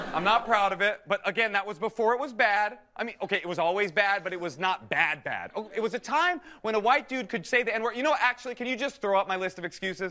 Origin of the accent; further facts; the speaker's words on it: Oakland, California, United States; growing up in Oakland, I spent my entire teenage life trying to be down